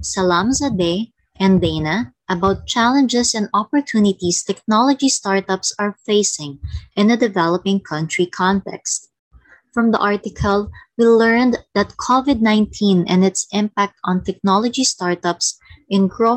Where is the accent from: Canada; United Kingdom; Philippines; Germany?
Philippines; from the Philippines